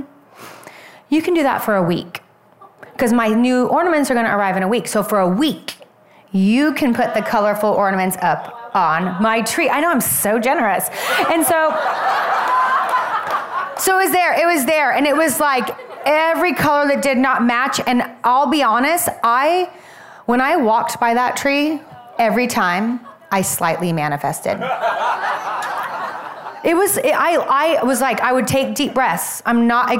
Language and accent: English; Oregon, United States; moved away; I'm originally from Oregon